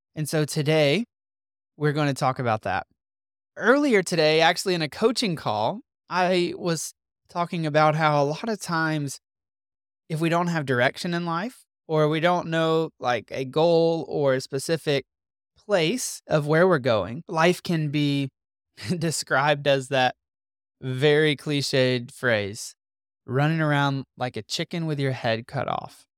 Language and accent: English; Mississippi, United States; moved away as an adult; also born or lived in North Carolina; We are from Mississippi. All our family lives in Mississippi